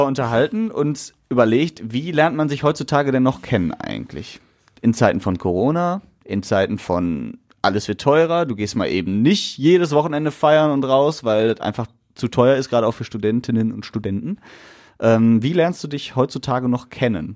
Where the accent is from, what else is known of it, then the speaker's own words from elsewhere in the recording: Essen, North Rhine-Westphalia, Germany; wir Ruhrgebietler oder wir Essener sind stolz auf unsere Stadt